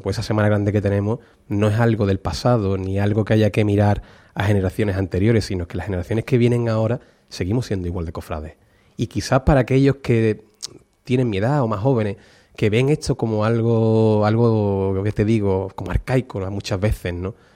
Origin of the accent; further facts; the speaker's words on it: Utrera, Andalusia, Spain; como utrerano, como cofrade, a lo que me dedico y para poder poner en valor la, Semana Santa de mi pueblo